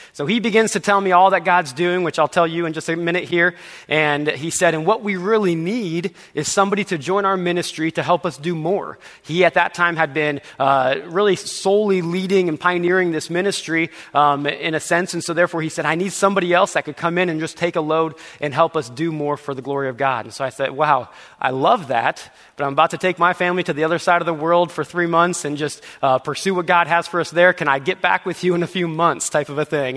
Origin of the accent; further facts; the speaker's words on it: Nebraska, United States; moved away as an adult; I grew up in Nebraska.